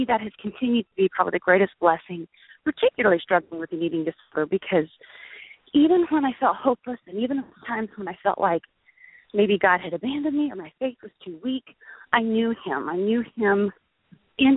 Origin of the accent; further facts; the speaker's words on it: Perry, Oklahoma, United States; also born or lived in Stillwater, Oklahoma; I grew up in mostly small town Oklahoma. Most of my years were spent in Perry, Oklahoma